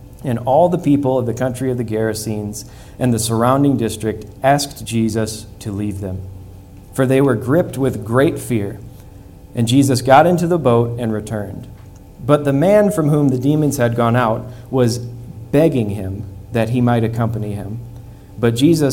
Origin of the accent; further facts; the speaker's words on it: Midwest, United States; moved away; I grew up in the Midwest